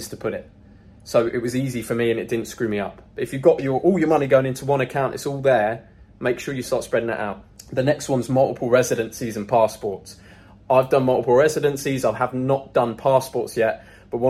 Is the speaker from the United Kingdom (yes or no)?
yes; United Kingdom; moved away as an adult; now in Dubai, United Arab Emirates; my home country, the UK.